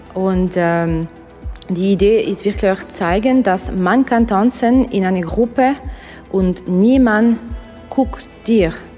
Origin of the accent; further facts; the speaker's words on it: Russia; German is a second language; now in Switzerland; ich komme aus Russland